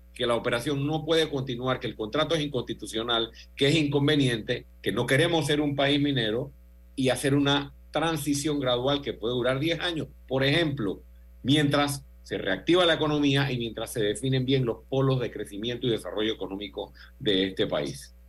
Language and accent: Spanish; Panama; como panameño